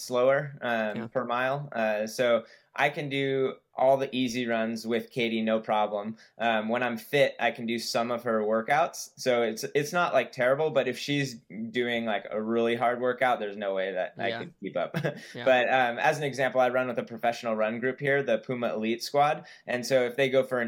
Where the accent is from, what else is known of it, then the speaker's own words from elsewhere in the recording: Santa Cruz, California, United States; I grew up in Santa Cruz, California.